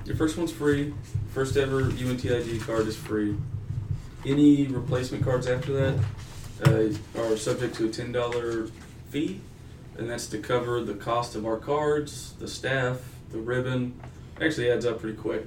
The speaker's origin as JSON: {"language": "English", "town": "Denton", "region": "Texas", "country": "United States", "tie": "born or raised there", "also_born_or_lived": "Pueblo, Colorado", "said": "I grew up in Denton, Texas"}